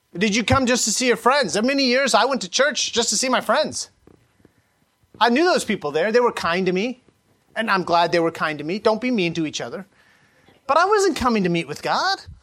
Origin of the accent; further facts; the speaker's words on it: Sacramento Valley, California, United States; I grew up in the Sacramento Valley in the early 80s